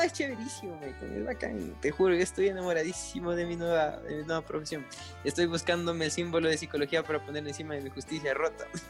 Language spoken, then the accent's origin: Spanish; Latacunga, Cotopaxi, Ecuador; yo soy de la Tacunga, de la Catunga